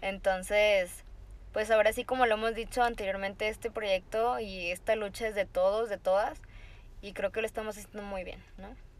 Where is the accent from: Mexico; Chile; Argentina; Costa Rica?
Mexico; Tamaulipas; now in Monterrey, Mexico; Pero después me mudo a, Monterrey, que yo no soy de, acá, yo soy de Tamaulipas